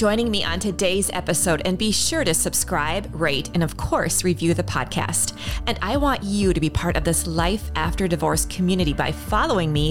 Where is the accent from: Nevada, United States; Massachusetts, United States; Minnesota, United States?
Minnesota, United States; Minneapolis; my hometown of Minneapolis